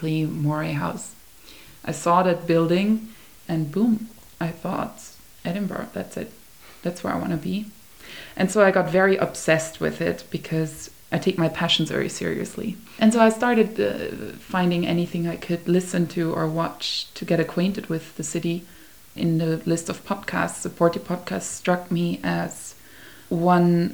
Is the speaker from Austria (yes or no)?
yes; Vienna, Austria; moved away; I grew up in Vienna, where you don't even say hi to your neighbor when you walk past